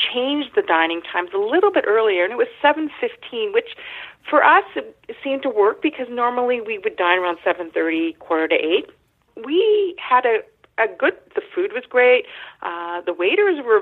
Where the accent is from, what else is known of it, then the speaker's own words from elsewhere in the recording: Canada; As a Canadian